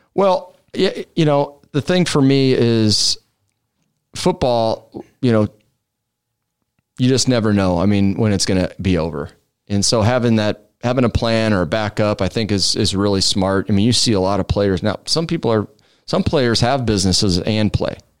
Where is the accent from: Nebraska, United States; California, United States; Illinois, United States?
Nebraska, United States; Omaha; 151st and Drexel is where I grew up